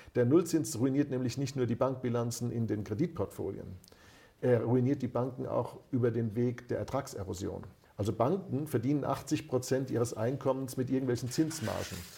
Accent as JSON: {"language": "German", "country": "Germany", "said": "dass wir uns eingebildet haben als Deutsche"}